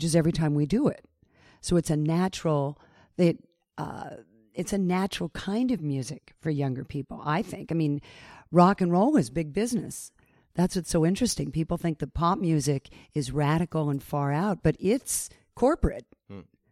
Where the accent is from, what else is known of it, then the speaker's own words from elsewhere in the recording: United States; Being an American